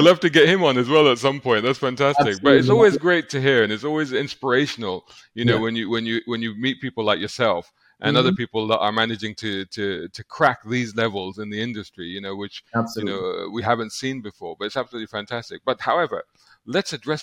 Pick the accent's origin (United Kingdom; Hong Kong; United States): United Kingdom; I was growing up in the UK